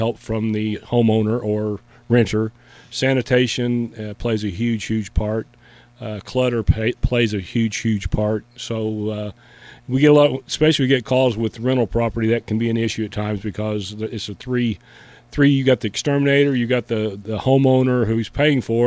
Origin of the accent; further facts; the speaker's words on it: Marion, Illinois, United States; Born and raised in Marion. Lived there all my life